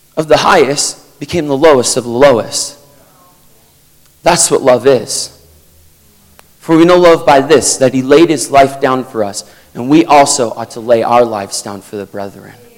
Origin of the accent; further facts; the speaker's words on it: Vermont, United States; I'm from Vermont in the United States.